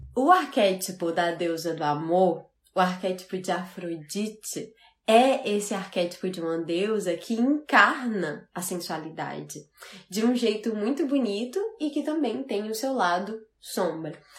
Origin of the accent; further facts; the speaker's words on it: Fortaleza, Ceará, Brazil; also born or lived in Natal, Brazil / Portugal; E eu sou do Nordeste, eu sou de Fortaleza, morei muitos anos em Natal